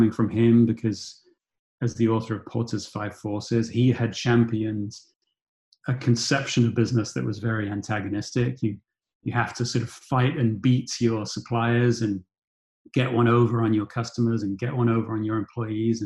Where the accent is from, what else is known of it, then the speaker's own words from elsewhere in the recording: United Kingdom; I grew up in Thatcherite Britain